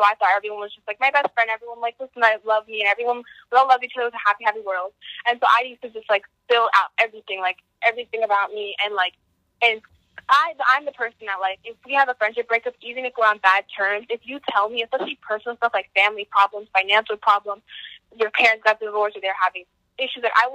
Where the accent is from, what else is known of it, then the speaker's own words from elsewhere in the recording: Monroe, New Jersey, United States; also born or lived in East Windsor, New Jersey; I moved from Crip, like, from East Windsor to Monroe in fifth grade